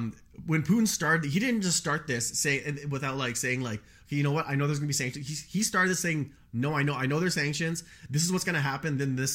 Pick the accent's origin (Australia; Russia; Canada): Canada; Edmonton, Alberta; And we're from Edmonton.